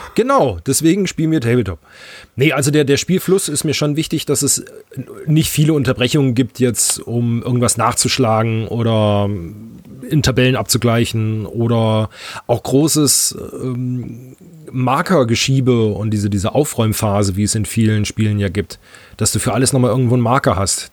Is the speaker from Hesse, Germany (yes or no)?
yes; North Hesse, Germany; als Nordhesser haben wir hier auch die eine oder andere Brauerei